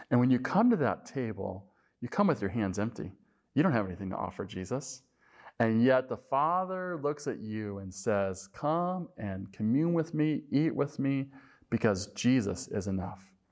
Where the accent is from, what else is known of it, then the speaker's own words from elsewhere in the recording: Colorado, United States; moved away as an adult; also born or lived in St. Louis; when I was uh, in my late 20s, I moved from Colorado to St. Louis. And when I went to St. Louis, I was uh, sort of a uh, Colorado mountain guy, I guess you could say.